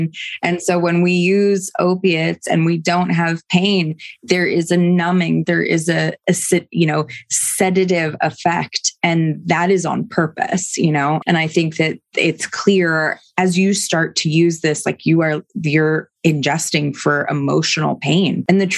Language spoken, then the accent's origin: English; New York, United States; I'm from New York.